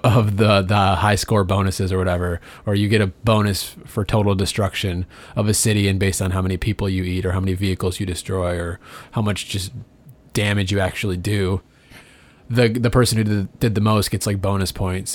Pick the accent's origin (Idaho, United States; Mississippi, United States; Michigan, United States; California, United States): Michigan, United States; Detroit; we're from Detroit